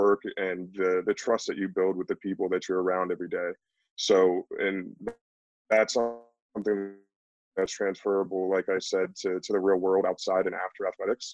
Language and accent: English; Canton, Ohio, United States; also born or lived in Pittsburgh; They moved back to my hometown at the same time as I did